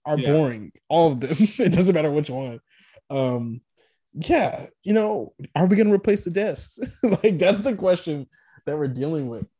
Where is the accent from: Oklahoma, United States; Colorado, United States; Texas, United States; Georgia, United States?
Texas, United States; I'm a Texan